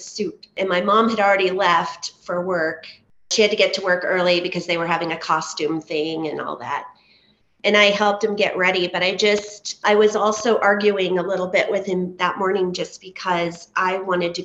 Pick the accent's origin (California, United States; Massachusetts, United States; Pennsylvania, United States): California, United States; Southern; I grew up in Southern California